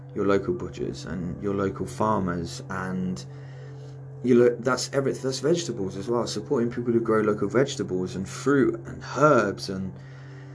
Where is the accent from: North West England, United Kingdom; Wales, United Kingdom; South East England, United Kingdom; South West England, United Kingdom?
South West England, United Kingdom; Cornwall; I'm from Cornwall